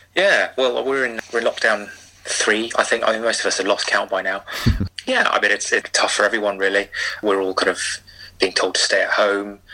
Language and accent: English; London, United Kingdom; I grew up in in West London, which is about as far from a rugby league heartland as, as you could possibly imagine